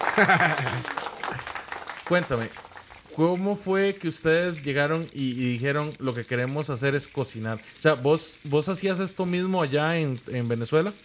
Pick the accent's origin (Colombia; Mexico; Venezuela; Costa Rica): Costa Rica; aquí en Costa Rica